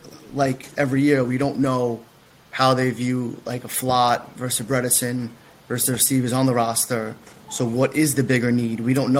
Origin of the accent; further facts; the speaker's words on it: New York City, New York, United States; Yes, from the Bronx.